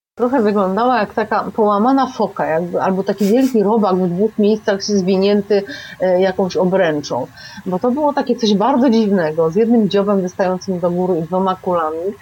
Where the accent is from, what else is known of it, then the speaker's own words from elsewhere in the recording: Kraków, Lesser Poland, Poland; also born or lived in Nowa Huta, Kraków; Ja urodziłam się na Krowodrze, znaczy moje pierwsze mieszkanie było na Krowodrze, tam było moje pierwsze przedszkole, pierwsza podstawówka, a potem przeprowadziliśmy się do Huty na Bohaterów Września, jak byłam już w czwartej klasie podstawówki